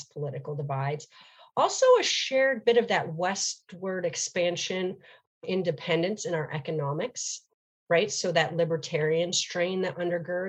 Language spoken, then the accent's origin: English; upstate New York, United States; moved away as an adult; also born or lived in Charleston, South Carolina / New Orleans, Louisiana; now in Portland, United States; someone who grew up in New York State, which is also a blue state